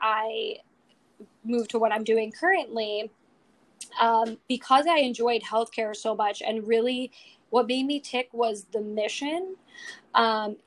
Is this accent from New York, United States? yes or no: yes; New York City, New York, United States; also born or lived in Long Island, New York / Oswego, New York; I grew up in Bayside, Queens, so native New Yorker